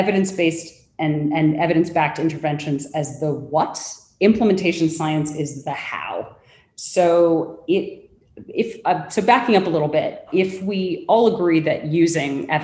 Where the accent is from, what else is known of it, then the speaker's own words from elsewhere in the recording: Los Angeles, California, United States; accent: Angelino / Los Angeles; moved away as an adult; also born or lived in London / Mumbai; now in Singapore; my very Angelino accent